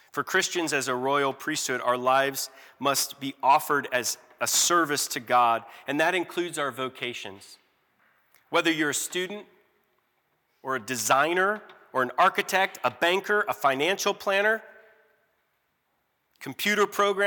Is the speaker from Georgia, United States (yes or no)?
yes; Georgia, United States; in my hometown of Georgia